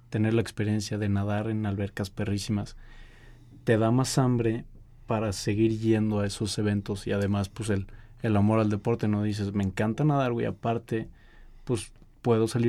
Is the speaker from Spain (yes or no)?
no; Mexico; Eh, y ahí sí como atleta mexicano, digo que han sido pocos los atletas mexicanos que han llegado a Juegos Olímpicos.